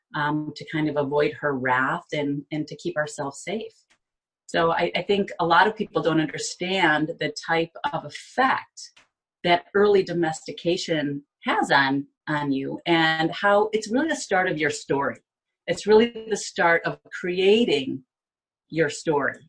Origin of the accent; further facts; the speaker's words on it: Binghamton, New York, United States; now in Florida, United States; I was born and raised in Binghamton